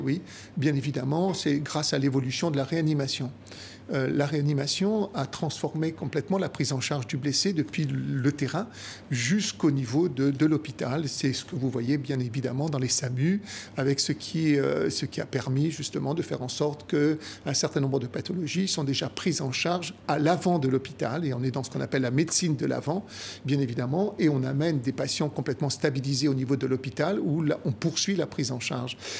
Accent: Algeria; moved away as an adult; also born or lived in France / Italy (ancestry); Je suis resté en Algérie même après l'indépendance jusqu'à l'âge de 19 ans

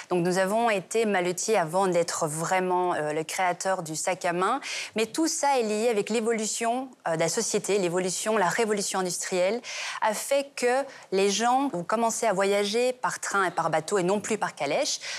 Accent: Belgium; Et ensuite, on a l'histoire de la Belgique nous sommes belges et très fiers de l'être.

